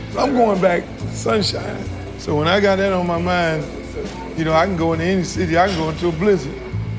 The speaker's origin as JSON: {"language": "English", "town": "Miami", "region": "Florida", "country": "United States", "said": "People will say, oh, y'all Southern people, y'all South, y'all Bama, or whatever they want to call us. But in all actuality, we're an island town. I mean, Miami was made up of Bahamians that really built the city of Mi"}